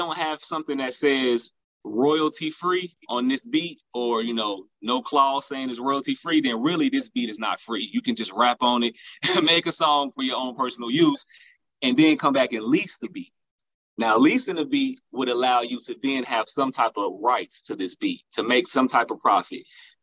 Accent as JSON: {"language": "English", "town": "Dayton", "region": "Ohio", "country": "United States", "tie": "born or raised there", "said": "Artist named … that I work with out of my hometown, Dayton, Ohio"}